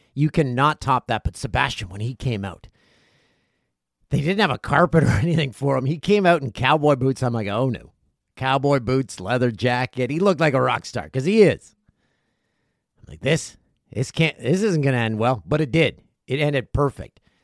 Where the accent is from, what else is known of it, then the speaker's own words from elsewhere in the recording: Peterborough, Ontario, Canada; Pete's Memorial Cup, they hosted it in nineteen ninety-six, my hometown.